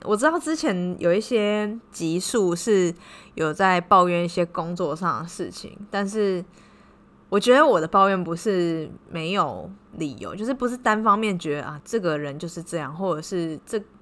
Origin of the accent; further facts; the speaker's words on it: Taiwan; now in Cambodia; 像我们台湾人